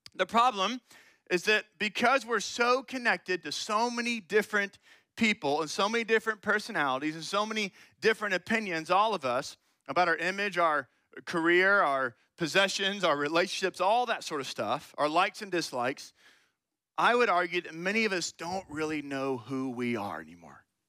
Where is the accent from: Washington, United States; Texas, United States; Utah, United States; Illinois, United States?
Texas, United States; Austin; moved away as an adult; now in Bryan–College Station, United States; I'm actually from Austin and went to high school there